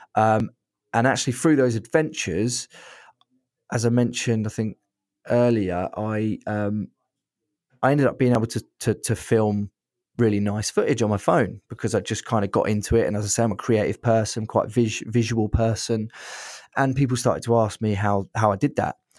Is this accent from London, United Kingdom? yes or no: no; Brighton, South East England, United Kingdom; I'm from Brighton